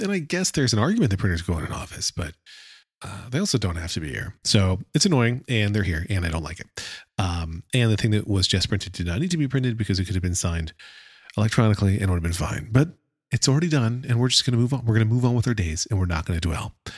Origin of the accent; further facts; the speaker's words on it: United States; accent: American English; my American English accent